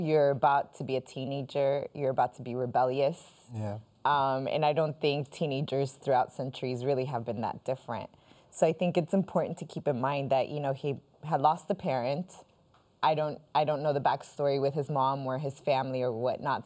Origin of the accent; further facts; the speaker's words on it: Colombia; now in United States; I am originally Colombian